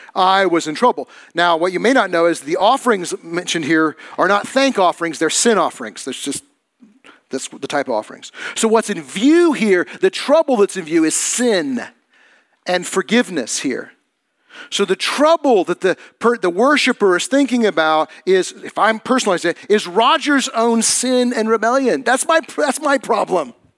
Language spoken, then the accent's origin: English; United States; As Christians, as American Christians